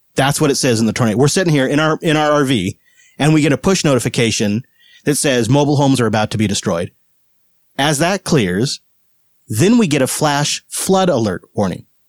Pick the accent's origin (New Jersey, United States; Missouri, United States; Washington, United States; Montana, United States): Washington, United States; Seattle; moved away; we're from Seattle